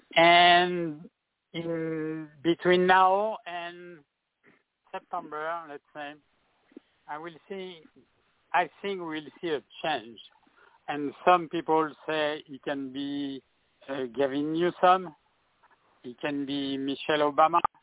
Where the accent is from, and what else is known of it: France; English is a second language; now in California, United States